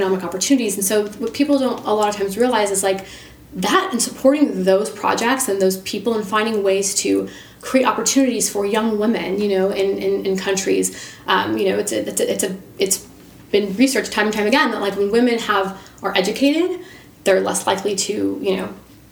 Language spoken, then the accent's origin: English; United States; I am from America.